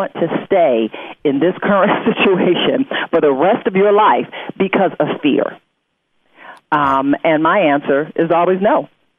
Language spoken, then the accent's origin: English; Detroit, Michigan, United States; born or raised there